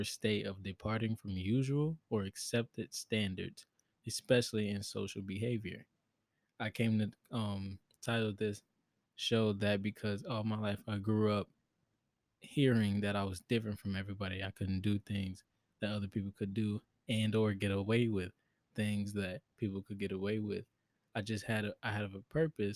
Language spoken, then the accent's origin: English; Chicago, Illinois, United States; born and raised in Chicago, Illinois, 20 years old.